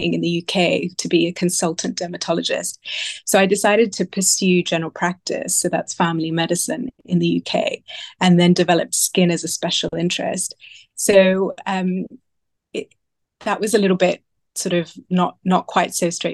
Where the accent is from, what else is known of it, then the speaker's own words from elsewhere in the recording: Sydney, New South Wales, Australia; now in London, United Kingdom; I was born in Sydney